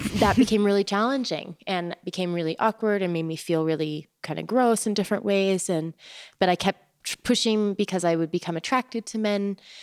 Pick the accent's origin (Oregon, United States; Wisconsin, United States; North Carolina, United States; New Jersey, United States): Oregon, United States; moved away as an adult; also born or lived in Taos, New Mexico; Growing up in Oregon, where it was wet most of the time and gray most of the time